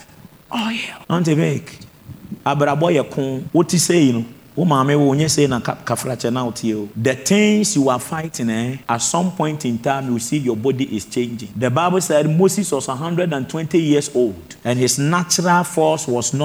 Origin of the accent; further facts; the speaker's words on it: Techiman, Bono East, Ghana; my hometown, Techimai